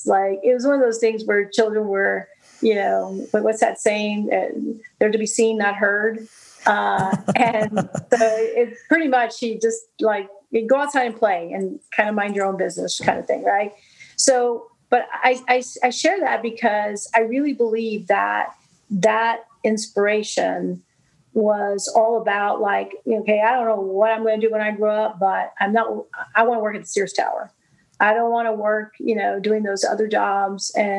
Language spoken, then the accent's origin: English; Brownsville, Texas, United States; I grew up in Brownsville, Texas, where the tallest building was three stories